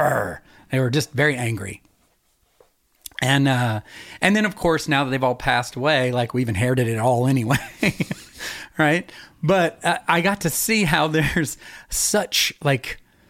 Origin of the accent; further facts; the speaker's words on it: Knoxville, Tennessee, United States; also born or lived in Sevierville, Tennessee; we moved to from Sevierville into Knoxville